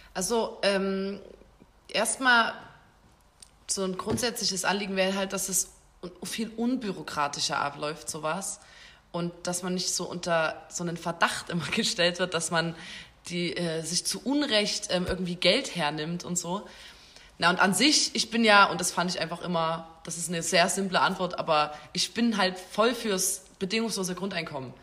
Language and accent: German; Chemnitz, Saxony, Germany; sind Chemnitzer, Chemnitzerinnen. Schon immer